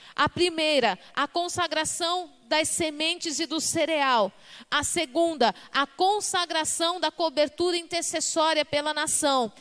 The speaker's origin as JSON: {"language": "Portuguese", "country": "Brazil", "said": "nós somos brasileiros"}